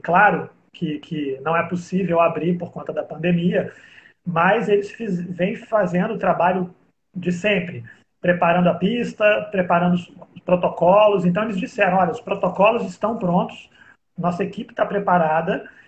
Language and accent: Portuguese; Rio de Janeiro, Brazil; eu sou do Rio de Janeiro